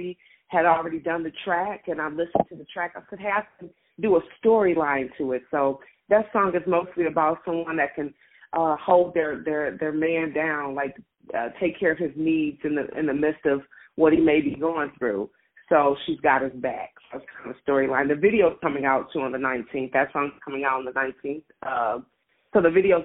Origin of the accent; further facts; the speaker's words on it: Detroit, Michigan, United States; I'm from Detroit, Michigan, born and raised